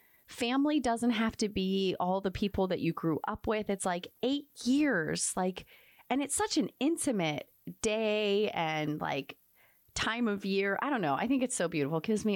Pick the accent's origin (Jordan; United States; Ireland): United States; Pittsburgh, Pennsylvania; I grew up in Pittsburgh.